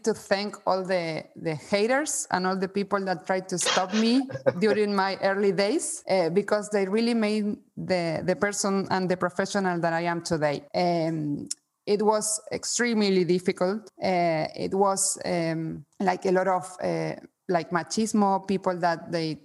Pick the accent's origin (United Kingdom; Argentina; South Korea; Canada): Argentina; moved away; also born or lived in Spain; I'm also from Spain. I have both citizenships, mm-hmm. but I was born in Argentina